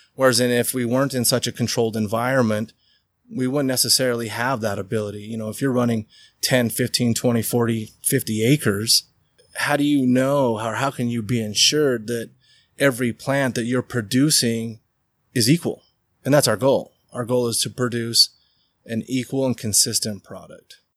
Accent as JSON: {"language": "English", "town": "Riverton", "region": "Utah", "country": "United States", "tie": "born or raised there", "said": "I grew up in Riverton. We had 165 acres"}